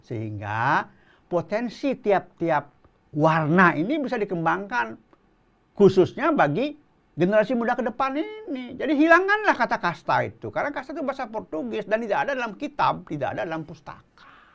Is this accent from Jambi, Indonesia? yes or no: no; Bali, Indonesia; moved away; also born or lived in Klungkung; saya asli Bali